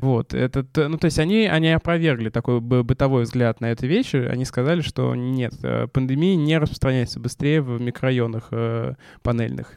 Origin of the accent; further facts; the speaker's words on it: Samara, Samara Oblast, Russia; Я из Самары